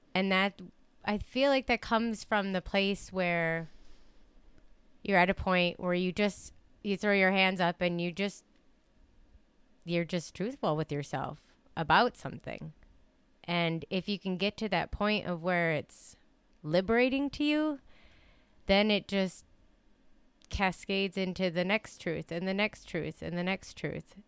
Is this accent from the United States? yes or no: yes; Dollar Bay, Michigan, United States; I grew up in Dollar Bay, and so not too far from here